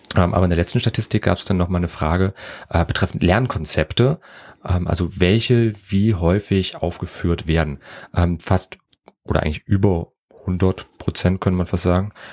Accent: Germany; accent: German (in English); ich hab einen grauenvollen deutschen Akzent gehabt

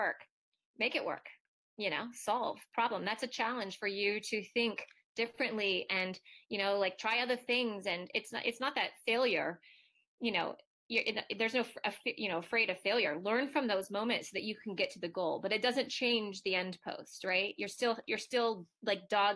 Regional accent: Ohio, United States; I'm Midwestern from Ohio

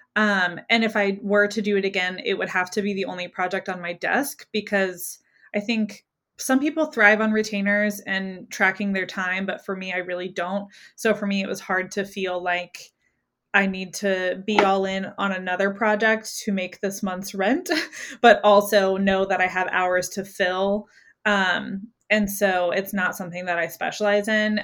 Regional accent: Greenville, South Carolina, United States; in my hometown, which I live in Greenville, South Carolina

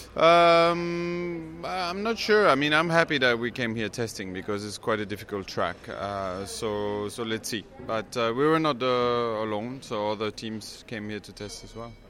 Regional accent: Belgium; I grew up in Belgium

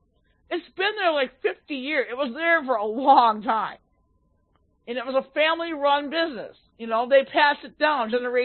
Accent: Minneapolis, Minnesota, United States; I'm from Minneapolis

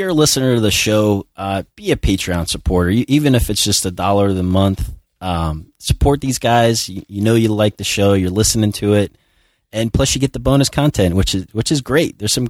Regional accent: Long Beach, New York, United States; accent: New York; now in Florida, United States; Yeah, I was born in Florida, grew up in New York, and then kind of came back down here.

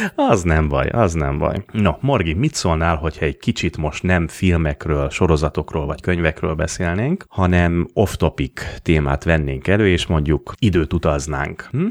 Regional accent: Budapest, Hungary; Panel dzsungelben nőttem fel palotán, ott is a kőrakás parban

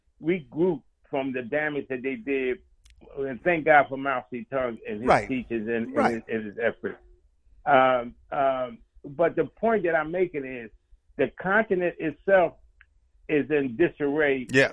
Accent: Philadelphia, Pennsylvania, United States; When I look at the black community, born and raised in North Philadelphia

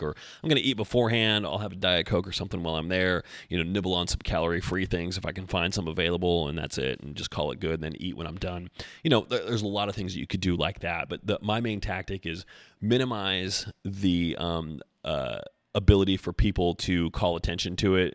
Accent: Knoxville, Tennessee, United States; my hometown, so Knoxville represent

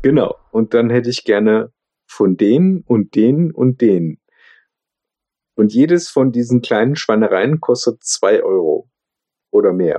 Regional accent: Germany; accent: German accent (in English); mein Englisch ich stehe zu meinem deutschen Akzent, kultiviere den

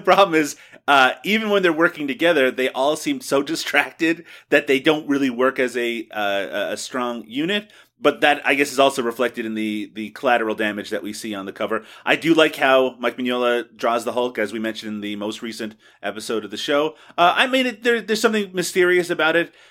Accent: Newfoundland and Labrador, Canada; when I was growing up, I never ate poutine, not once. It wasn't something, uh, back in Newfoundland that was commonly available

